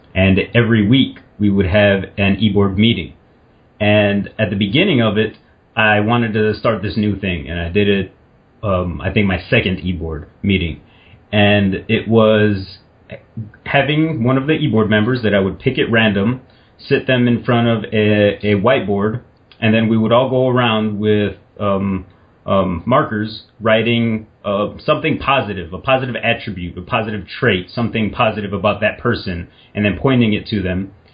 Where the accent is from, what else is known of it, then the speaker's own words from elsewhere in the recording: Indiana, United States; I'm from Indiana